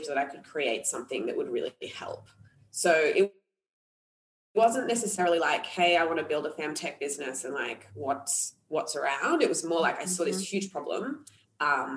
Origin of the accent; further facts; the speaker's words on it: Australia; also born or lived in Sri Lanka; I'm half Sri Lankan, half Australian, born in Sri Lanka, raised in Australia